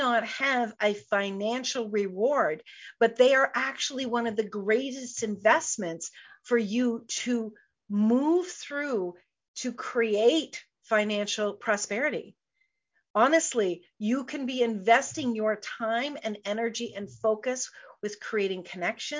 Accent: Canada; I'm a Canadian girl

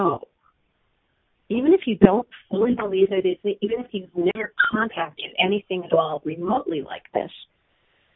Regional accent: East Coast, United States; I am from the East Coast, and I'm a total East Coast Jew through and through.

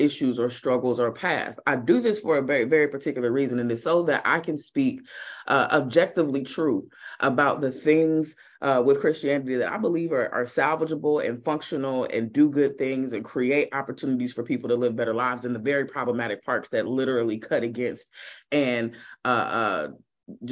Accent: Kansas City, Missouri, United States; My family still attends one of the largest churches in the city of Kansas City on the Missouri side. Got to be clear, because there's two Kansas cities. Never get that confused. I'm not from Kansas. So on the Missouri side

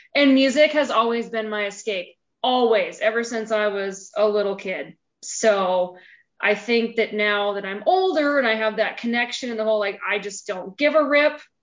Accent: a small town in eastern Montana, United States; moved away as an adult; now in Bozeman, United States; I am from a small town in eastern Montana

